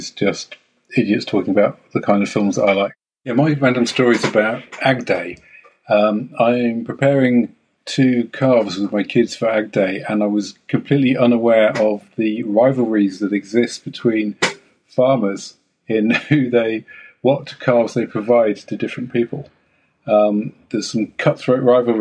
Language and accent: English; Waikato, New Zealand; I'm from Waikato, New Zealand